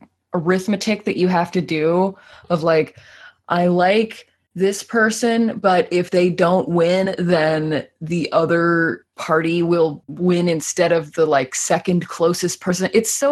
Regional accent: United States; as an American

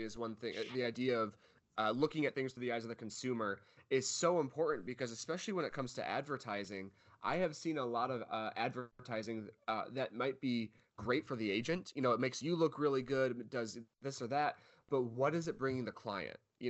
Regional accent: Michigan, United States; moved away; also born or lived in California; originally from Michigan, but lived in California for about 4 years or 3 years.

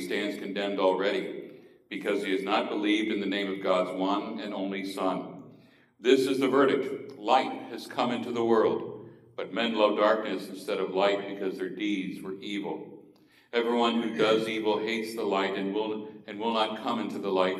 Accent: Miami, Florida, United States; Growing up in South Florida, in Miami

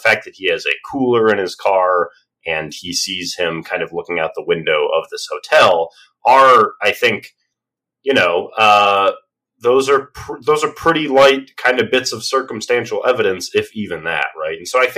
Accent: Australia; I'm the Australian.

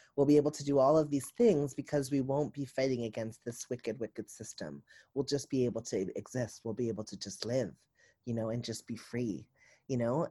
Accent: the South, United States; I'm from the South

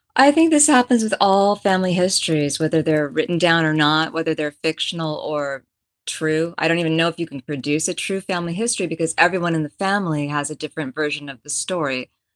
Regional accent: Bay Area, California, United States; moved away; also born or lived in Texas / France / Russia; I grew up in the Bay Area in a blue collar family

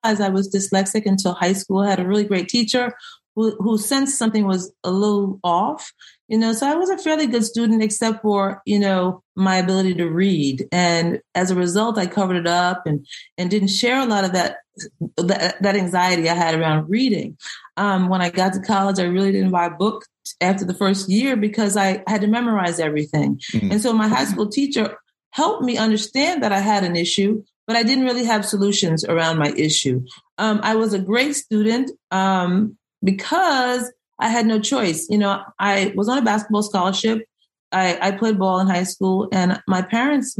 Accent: Greenport, New York, United States; now in Baltimore, United States; I am originally from New York, Long Island. I was born in the last little town on the island, Greenport.

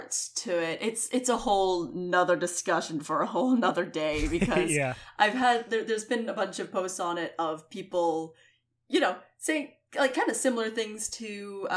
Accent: Scotland, United Kingdom; I'm a Scottish asshole

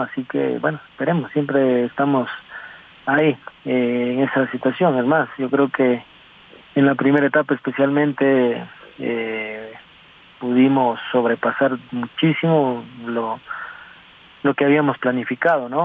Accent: Ecuador; como ecuatoriano

